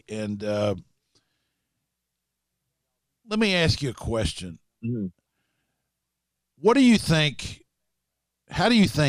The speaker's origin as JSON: {"language": "English", "town": "Lexington", "region": "Kentucky", "country": "United States", "tie": "born or raised there", "also_born_or_lived": "Harlan", "said": "I noticed studying where I'm from originally, I live in Lexington and have for most of my life, but I was born in Harlan, and I keep referring to it because it marked me, you know."}